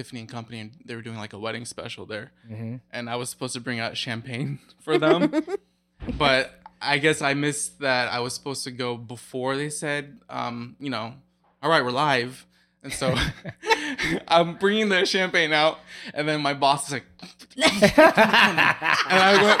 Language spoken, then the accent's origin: English; Pella, Iowa, United States; also born or lived in Oskaloosa / Grinnell; I'm originally from Pella.